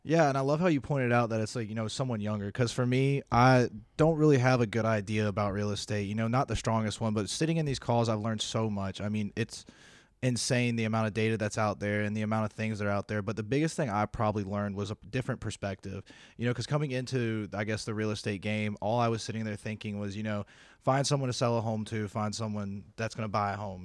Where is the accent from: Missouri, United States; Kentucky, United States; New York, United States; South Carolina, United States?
South Carolina, United States; moved away as an adult; I am from South Carolina, the great state